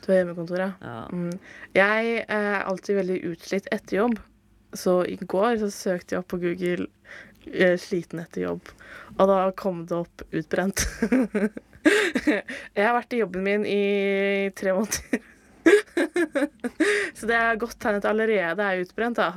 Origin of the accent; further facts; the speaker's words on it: Fredrikstad area, Østfold, Norway; now in Oslo, Norway; jeg som også er fra Fredrikstad-området